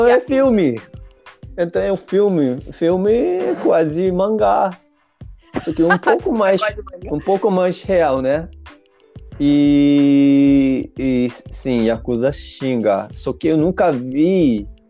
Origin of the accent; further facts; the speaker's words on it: Japan; first language Japanese; Portuguese is a second language; also born or lived in Brazil; eu no começo eu só falava japonês como um japonês normal, mas como eu aprendi a falar português